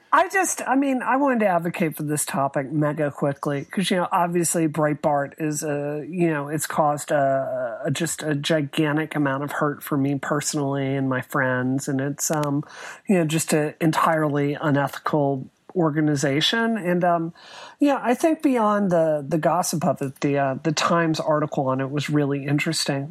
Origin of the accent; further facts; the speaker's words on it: United States; as an American